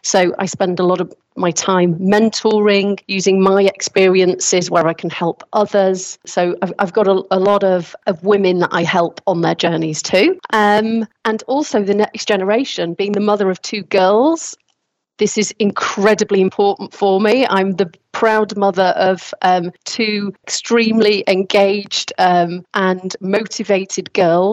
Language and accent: English; United Kingdom; I'm British